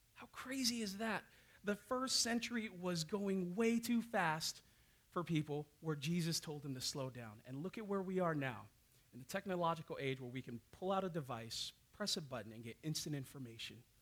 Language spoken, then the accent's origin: English; Hawaii, United States; now in Bellingham, United States; that's how I was raised down in Hawaii